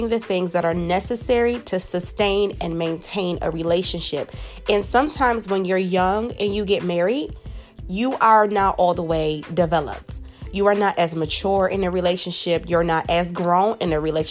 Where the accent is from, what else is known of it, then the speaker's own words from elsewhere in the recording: Buffalo, New York, United States; I'm originally from Buffalo, New York